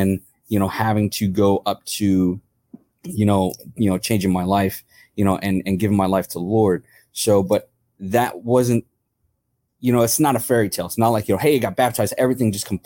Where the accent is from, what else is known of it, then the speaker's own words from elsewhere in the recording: New York City, New York, United States; moved away; also born or lived in Atlantic City, New Jersey; I grew up in New York City.